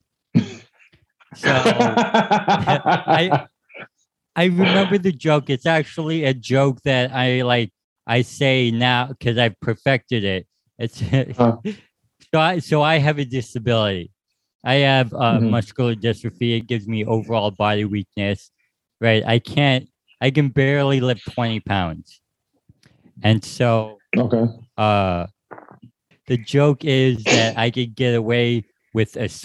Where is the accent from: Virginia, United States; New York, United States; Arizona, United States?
Arizona, United States; Tucson; moved away as an adult; also born or lived in Las Vegas; now in Phoenix, United States; I'm from Tucson